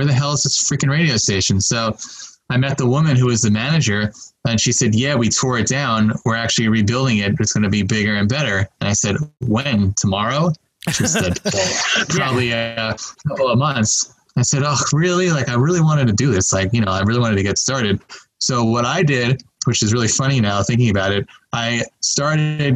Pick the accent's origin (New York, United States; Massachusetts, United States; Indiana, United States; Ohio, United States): New York, United States; Long Island; moved away; growing up on Long Island, I loved watching MTV and I loved music.